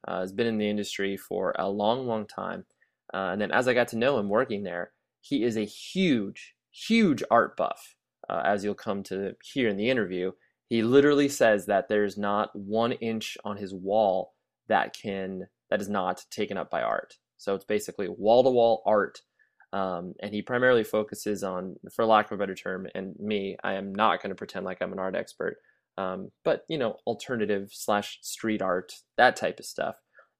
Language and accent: English; Kalamazoo, Michigan, United States; I came from Kalamazoo, Michigan.